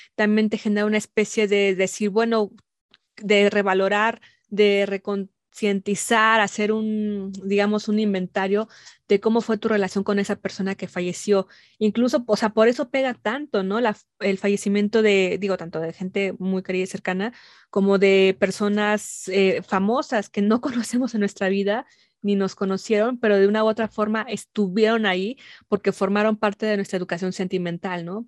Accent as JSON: {"language": "Spanish", "country": "Mexico", "said": "nos han formado como mexicanas, como mexicanos"}